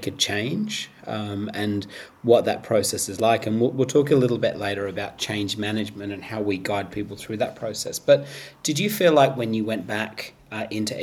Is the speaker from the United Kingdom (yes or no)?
yes; England, United Kingdom; now in Cronulla, Australia; I was born in the UK